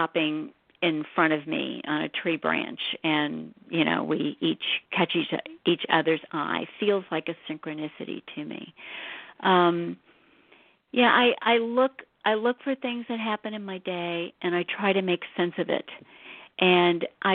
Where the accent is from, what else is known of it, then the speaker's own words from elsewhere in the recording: St. Louis, Missouri, United States; I grew up in St. Louis.